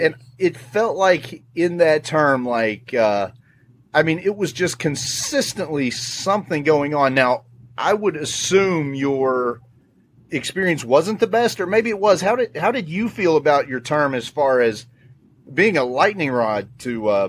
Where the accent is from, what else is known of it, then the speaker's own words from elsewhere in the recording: most western county in Virginia, United States; I was in the most western county in Virginia is where I was raised.